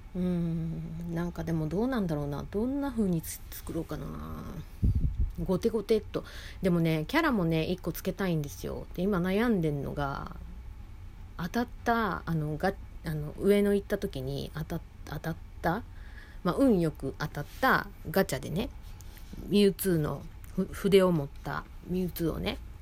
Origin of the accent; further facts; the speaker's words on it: Osaka, Japan; 私大阪出身で